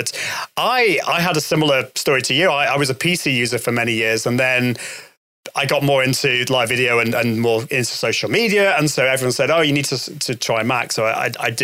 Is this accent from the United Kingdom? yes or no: yes; United Kingdom